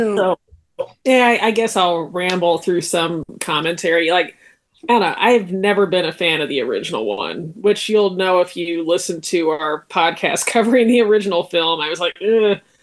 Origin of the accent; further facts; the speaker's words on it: United States; as an American